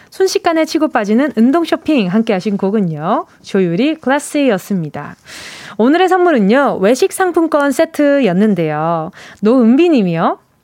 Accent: Busan, South Korea; 제 고향 부산

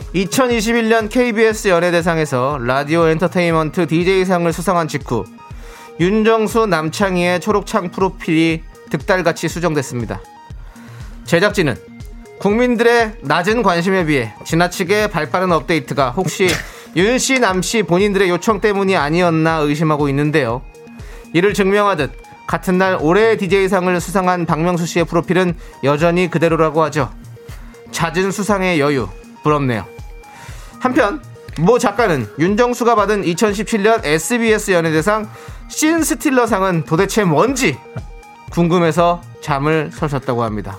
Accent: Incheon, South Korea; 저도 인천 출신입니다

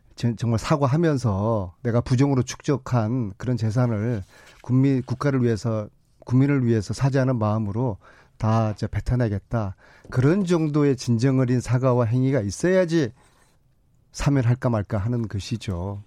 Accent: Busan, South Korea; moved away; 저희들은 영남 출신으로서 예, 저도 부산이거든요.

